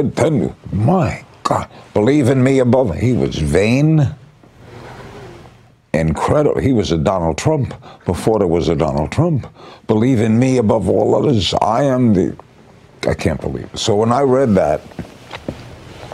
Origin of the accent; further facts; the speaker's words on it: New York City, New York, United States; moved away as an adult; also born or lived in Miami; The guys I grew up with in Brooklyn